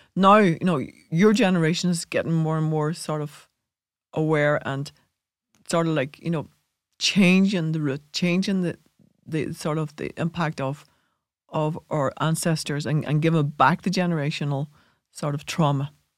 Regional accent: Ireland; we inherited that as Irish people

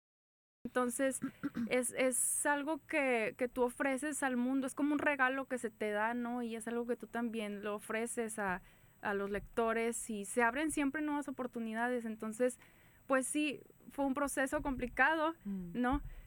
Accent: San Pedro, Coahuila, Mexico; Soy eh, de San Pedro, Coahuila

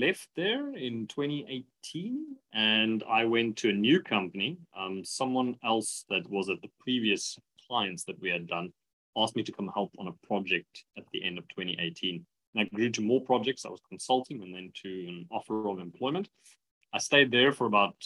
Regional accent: Pretoria, Gauteng, South Africa; moved away as an adult; I'm originally from Pretoria. I grew up in the Moot in Pretoria

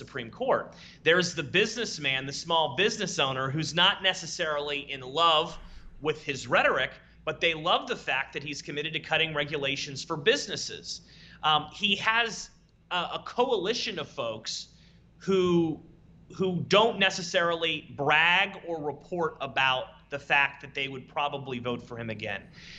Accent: Youngstown, Ohio, United States; now in Washington, D.C., United States; The place where I grew up. I grew up in Youngstown, Ohio.

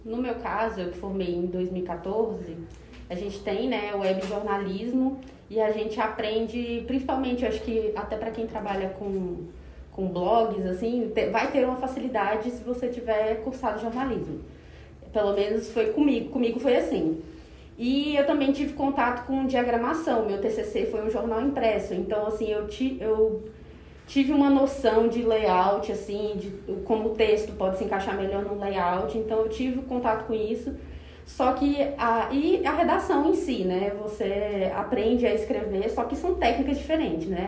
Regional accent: Tocantins, Brazil; now in Goiânia, Brazil; Sou tocantinense do pé rachado de nascença, mas goiana de coração. Então, estou há mais de 10 anos em Goiânia

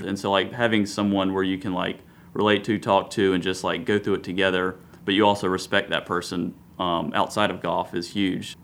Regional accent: Columbia, South Carolina, United States; grew up Columbia, went to South Carolina

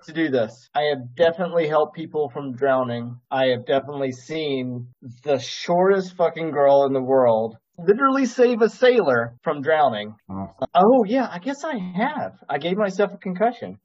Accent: the South, United States; as a Southerner

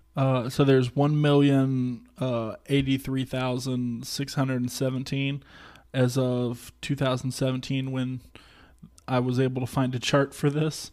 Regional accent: Georgia, United States; I grew up in Georgia where there is no ice

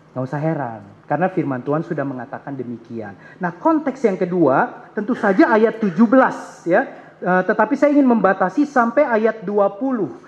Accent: Ambon, Maluku, Indonesia; also born or lived in Jakarta; saya orang Ambon

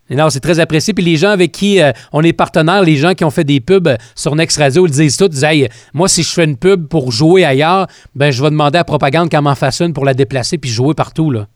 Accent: Quebec, Canada; chez nous au Québec

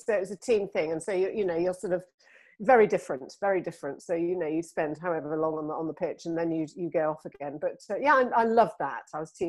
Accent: Singapore; born there; Well, my father was in the army. So I was born in Singapore, actually.

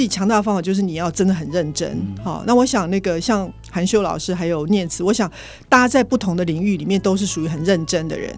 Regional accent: Taichung, Taiwan; first language Taiwanese Hokkien; Chinese is a second language; also born or lived in Dounan, Yunlin; 我小时候是在跟斗南，是跟我阿公阿嬷住了很多年，我才回台中念台中师专附小

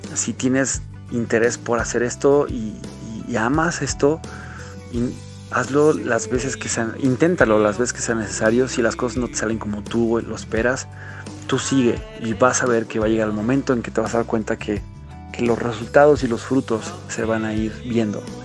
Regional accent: Querétaro, Mexico; soy un cantante queretano

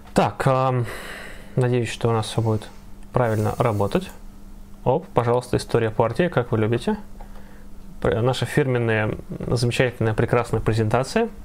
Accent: Ivanovo, Ivanovo Oblast, Russia; в моем родном городе

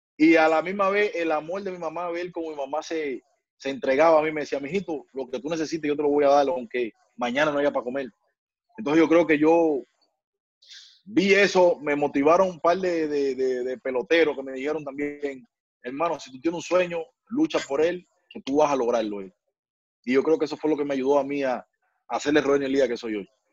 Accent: Guantánamo, Cuba; moved away; Yo donde yo vivía allá en Guantánamo, en mi tierra, ahí en mi barrio

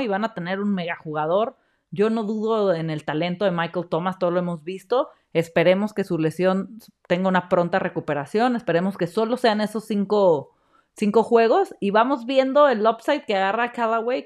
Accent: Mexico; como mexicanos

